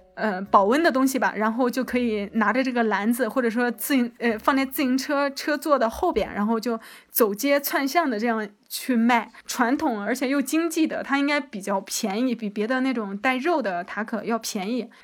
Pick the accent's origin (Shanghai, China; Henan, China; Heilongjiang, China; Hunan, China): Henan, China; moved away as an adult; now in Xalapa, Mexico; 因为我是河南人，我特别喜欢吃面，然后汤面尤其是